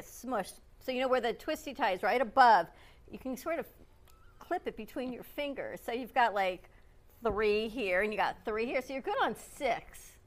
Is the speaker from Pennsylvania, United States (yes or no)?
no; Plantation, Florida, United States; I grew up in Plantation